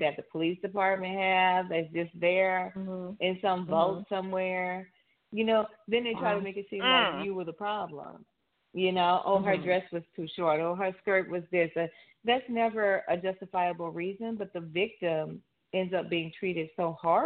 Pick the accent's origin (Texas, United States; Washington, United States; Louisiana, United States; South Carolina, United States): Louisiana, United States; New Orleans; my hometown, New Orleans